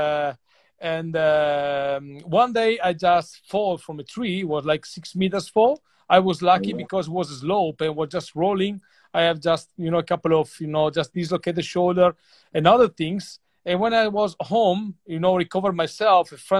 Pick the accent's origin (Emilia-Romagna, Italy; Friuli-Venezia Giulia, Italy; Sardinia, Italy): Friuli-Venezia Giulia, Italy; Grado; English is a second language; I was born in Grado, which is a small island